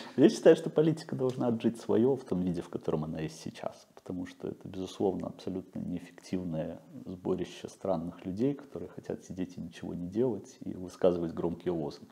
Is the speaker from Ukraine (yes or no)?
no; Belarus; moved away; я белорус